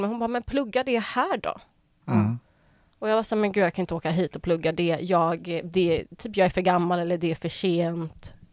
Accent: Sweden; now in Los Angeles, United States; det är ju ganska populärt att plugga i LA som svensk.

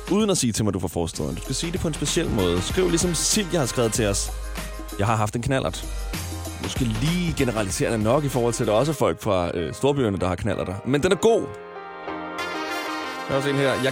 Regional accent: Smørum, Capital Region of Denmark, Denmark; og jeg kommer fra Smørmag. En forstad

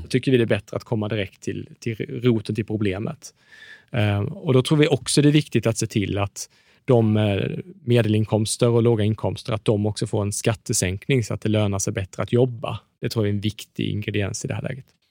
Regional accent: Småland, Sweden; jag, jag är från Småland

